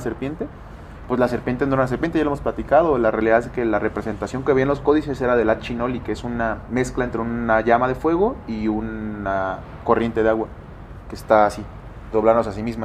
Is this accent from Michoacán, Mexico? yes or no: no; Nayarit, Mexico; yo que nací en Nayarit